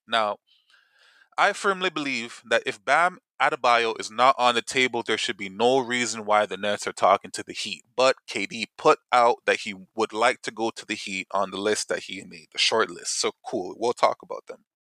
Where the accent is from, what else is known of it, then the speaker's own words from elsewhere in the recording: Toronto, Ontario, Canada; we're from Toronto